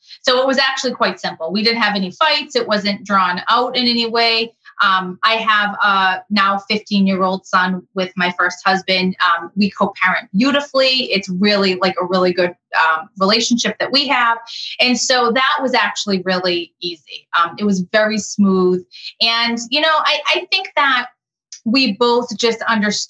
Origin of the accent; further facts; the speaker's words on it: Massachusetts, United States; now in Connecticut, United States; I currently live in Connecticut. I'm not from Connecticut. I'm from Massachusetts